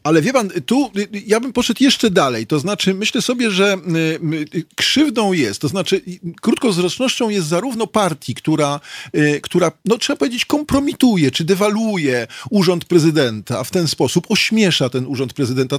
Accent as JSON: {"language": "Polish", "town": "Warsaw", "region": "Masovian Voivodeship", "country": "Poland", "tie": "born or raised there", "said": "też się urodziłem na Karowej, w tymże szpitalu"}